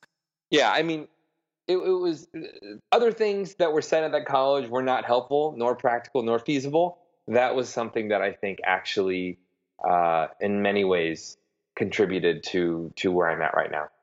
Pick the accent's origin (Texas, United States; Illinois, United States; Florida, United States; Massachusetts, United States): Illinois, United States; Broadview; moved away as an adult; also born or lived in Oklahoma City, Oklahoma / Michigan; now in New York, United States; I am from uh, Broadview, Illinois, which is a small suburb right right on the border of the great Midwestern city of Chicago.